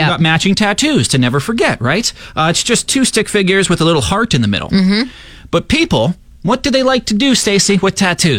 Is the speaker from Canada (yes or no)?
yes; Saskatchewan, Canada; I'm from Saskatchewan